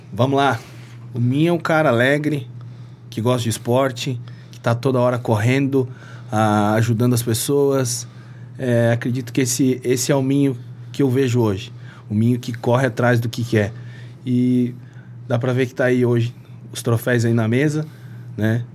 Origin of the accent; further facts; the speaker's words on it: Lages, Santa Catarina, Brazil; also born or lived in Antônio Carlos / Ibirama / Presidente Getúlio; now in Rio do Sul, Brazil; Eu sou natural de Lages. Lages. Isso, mas morava. É, vim, vim descendo. Lages, Antônio Costa, Itaió, Presidente Getúlio, agora moro em Rio do Sul.